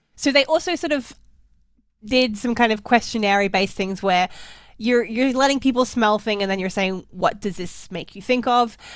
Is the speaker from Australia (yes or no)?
yes; Australia; as an Australian, maybe we are more likely to eat seafood at Christmas